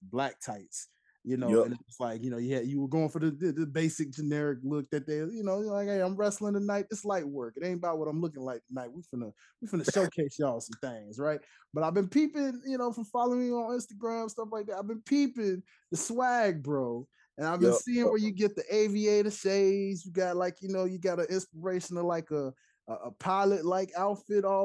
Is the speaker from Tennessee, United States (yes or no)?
yes; Tennessee, United States; now I'm from Tennessee